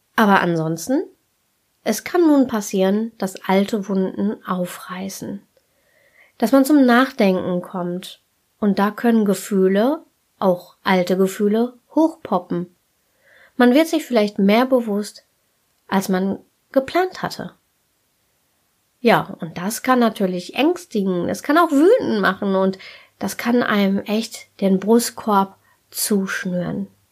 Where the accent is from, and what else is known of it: Germany